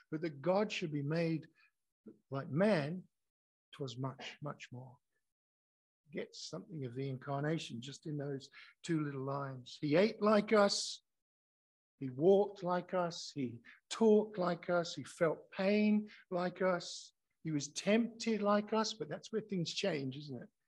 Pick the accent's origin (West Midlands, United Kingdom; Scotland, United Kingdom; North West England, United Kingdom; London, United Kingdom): Scotland, United Kingdom; now in Australia; especially as I came here from Scotland